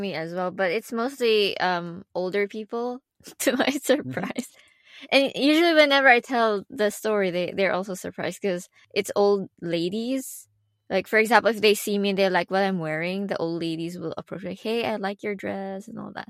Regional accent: Philippines; English is a second language; moved away; where I come from, I come from the Philippines.

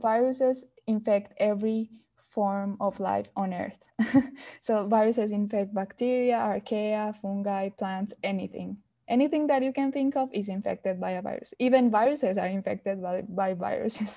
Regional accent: Colombia; moved away as an adult; I'm from Colombia

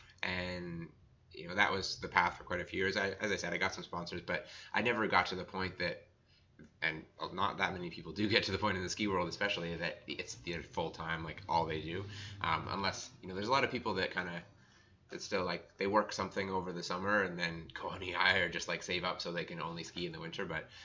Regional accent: Blue Mountain area, Ontario, Canada; moved away; also born or lived in Whistler; I grew up in Ontario, actually, okay. So Blue Mountain area, right on Georgian Bay there.

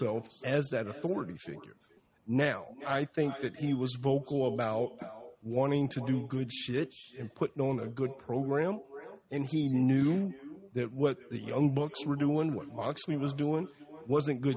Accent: the South, United States; A Southern people

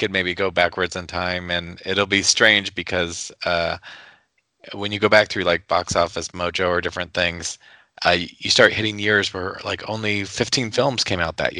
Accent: Nebraska, United States; I'm from Nebraska. I don't know these things.

